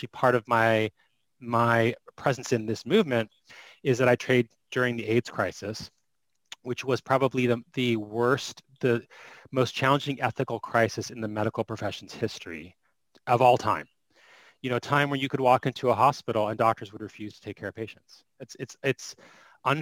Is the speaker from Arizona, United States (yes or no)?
yes; Phoenix, Arizona, United States; I am from Phoenix, Arizona.